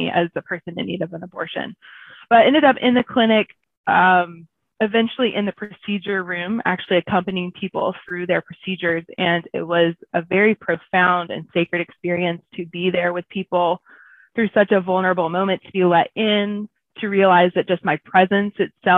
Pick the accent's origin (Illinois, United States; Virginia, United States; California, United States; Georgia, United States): Georgia, United States; Southeast; I grew up in Southeast Georgia in a small town